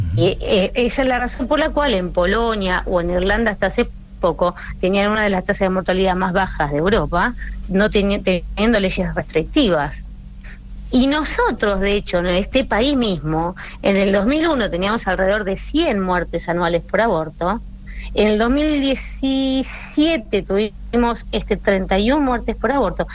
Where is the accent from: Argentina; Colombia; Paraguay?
Argentina; nuestros compatriotas, nuestros hermanos argentinos